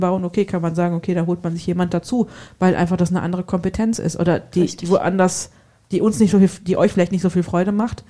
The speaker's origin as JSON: {"language": "German", "region": "Hesse", "country": "Germany", "accent": "Hessian", "said": "Also als Hesse mit G und K ist nicht so einfach"}